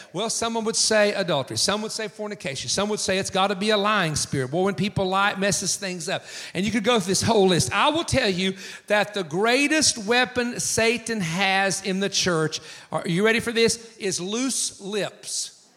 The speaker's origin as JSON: {"language": "English", "region": "east coast of the United States", "country": "United States", "tie": "born or raised there"}